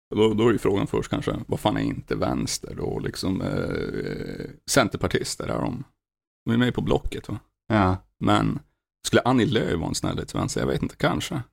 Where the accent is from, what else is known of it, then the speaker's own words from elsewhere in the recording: Norrland, Sweden; Jag kommer från de djupaste delarna och mörkaste delarna av Sverige. Norrland